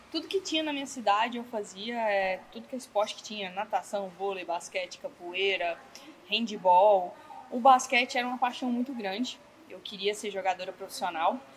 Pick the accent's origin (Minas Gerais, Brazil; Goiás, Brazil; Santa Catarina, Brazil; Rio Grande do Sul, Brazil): Goiás, Brazil; Pirenópolis; eu sou de Pirenópolis, Goiás, uma cidade bem pequenininha do interior.